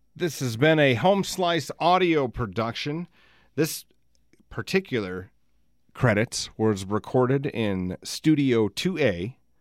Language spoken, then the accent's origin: English; United States; We're from Elsister